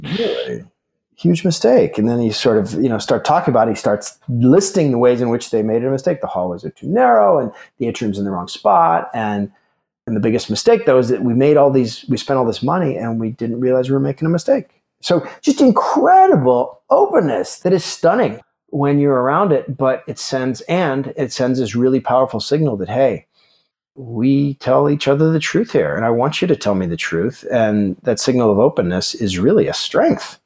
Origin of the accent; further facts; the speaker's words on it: Alaska, United States; moved away; also born or lived in Chicago; I grew up in Alaska